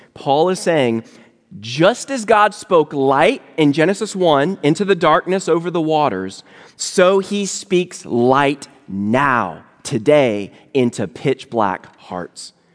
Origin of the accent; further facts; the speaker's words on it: Virginia, United States; now in Louisville, United States; I live in Louisville, Kentucky now, but I'm originally from Virginia